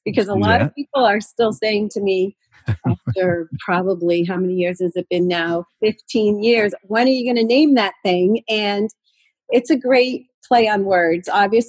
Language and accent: English; Pittsfield, Massachusetts, United States; I grew up in the Berkshires, which is the western part of Massachusetts, Pittsfield, Mass.